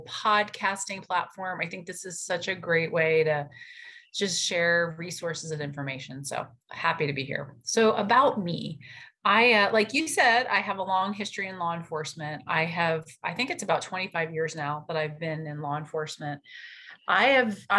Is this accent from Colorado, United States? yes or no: no; New York City, New York, United States; moved away as an adult; now in Wichita, Kansas, United States; I was actually supposed to be working in New York City because that's where I'm from